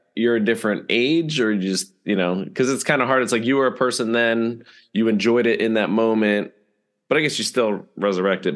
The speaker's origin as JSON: {"language": "English", "town": "Bethlehem", "region": "Pennsylvania", "country": "United States", "tie": "born or raised there", "said": "since it is my hometown"}